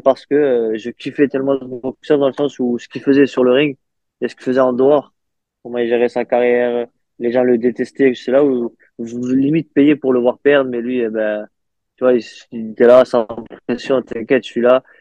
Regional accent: France; chez nous en France

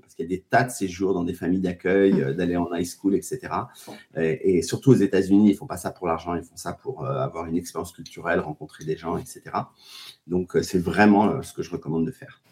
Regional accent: Paris, Île-de-France, France; also born or lived in Biarritz / United States; je suis un pur produit banlieusard, pas, pas forcément parisien, euh, mais euh, oui, je viens de Paris.

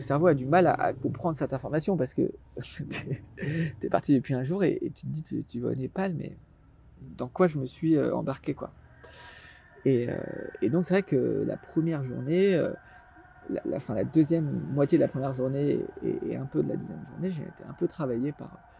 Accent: Alsace, Grand Est, France; moved away as an adult; also born or lived in Paris; je suis originaire d'Alsace

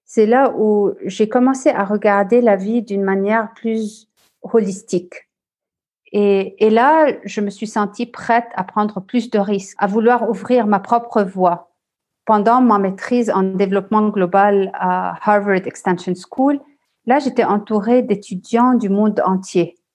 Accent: Lebanon; also born or lived in France / Australia / Dubai / Vancouver; je suis originaire du Liban et j'ai un peu d'italien en moi du côté de ma mère.

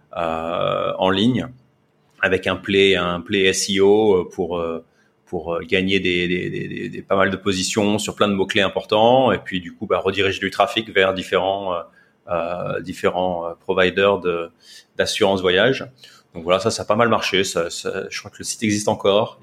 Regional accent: France; moved away as an adult; now in Singapore; je suis français

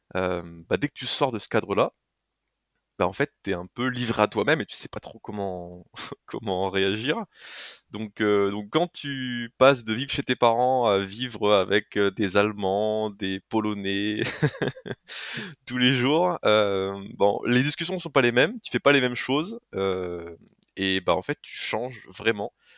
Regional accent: Haute-Marne, Grand Est, France; je suis originaire de la Haute-Marne

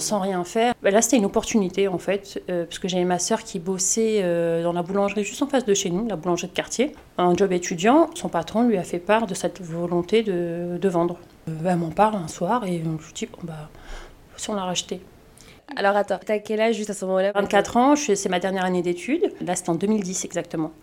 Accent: Colombes, Île-de-France, France; Je suis née à Colombes, j'ai grandi à Colombes, donc j'ai un attachement particulier à ma ville

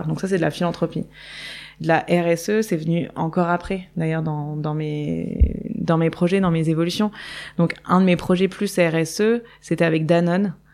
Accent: Nice, Provence-Alpes-Côte d'Azur, France; moved away as an adult; also born or lived in Paris / Hong Kong; j'ai grandi à Nice euh, au soleil, avec le ciel bleu, au bord de la mer

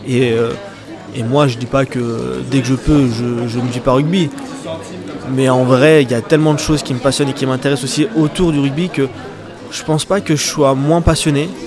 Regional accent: Aubervilliers, Île-de-France, France; also born or lived in Clermont-Ferrand; now in Bordeaux, France; j'ai grandi à Aubervilliers

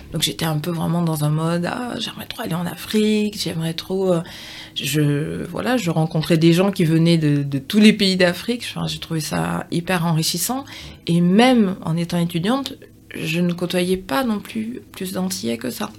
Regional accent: Bordeaux region, Nouvelle-Aquitaine, France; moved away as an adult; also born or lived in England; now in Martinique; je suis née euh, en Martinique. Je suis, j'ai suivi ma mère dans l'Hexagone, donc j'avais 6 ans. Donc j'ai grandi presque toute ma vie dans la région bordelaise

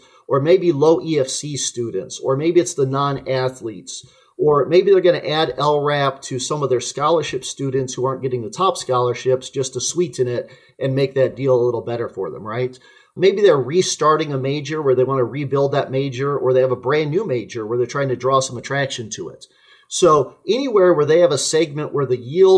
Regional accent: McPherson, Kansas, United States; moved away; I grew up in McPherson, Kansas, the home of Central Christian College

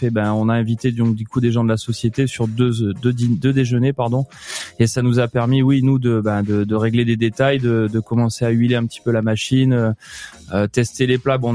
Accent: Mediterranean basin, France; also born or lived in Nice; Je suis quand même euh, le bassin méditerranéen, c'est ma région d'origine. J'ai passé mes études à Nice au lycée hôtelier.

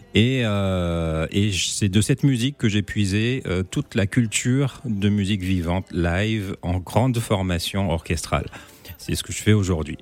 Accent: Martinique, France; je suis martiniquais, euh, fier de l'être

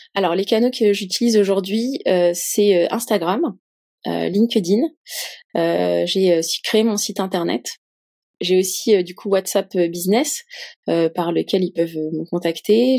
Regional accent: Paris, Île-de-France, France; en tant que Parisienne

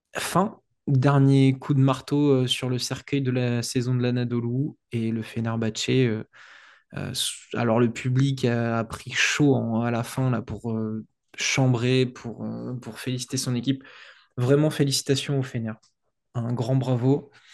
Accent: France

